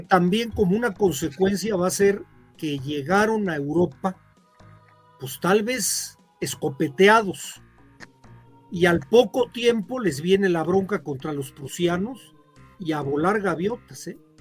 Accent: Michoacán, Mexico; de donde soy yo, ahí en Michoacán.

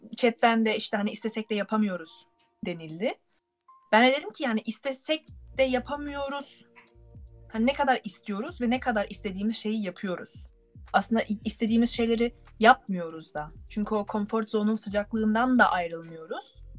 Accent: Turkey; moved away as an adult; now in Germany; biz Türk olarak

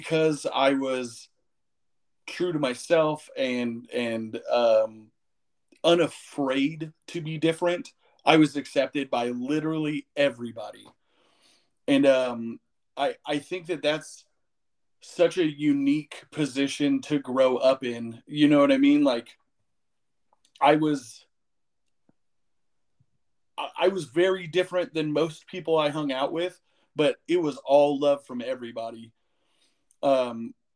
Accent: Vallejo, California, United States; moved away as an adult; now in Phoenix, United States; I grew up in Vallejo, which is a heavily urban area

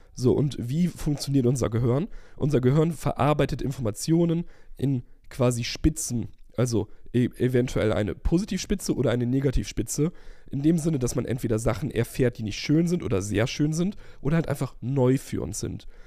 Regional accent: Germany; wir sind als Deutsche

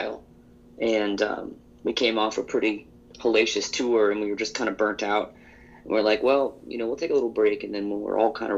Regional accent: Rochester, New York, United States; now in Baton Rouge, United States; John Scholl, the keyboardist, and I, we grew up in Rochester, New York together

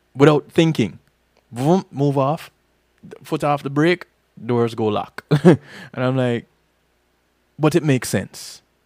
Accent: Jamaica; now in Florida, United States; I'm Jamaican

